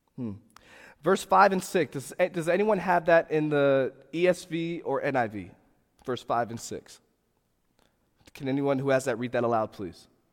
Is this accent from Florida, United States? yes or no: yes; Fort Lauderdale, Florida, United States; moved away; I come from Fort Lauderdale, Florida